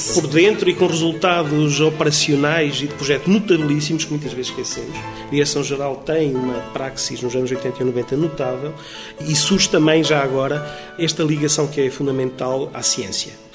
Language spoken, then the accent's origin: Portuguese; Trás-os-Montes, Portugal; eu sou transmontano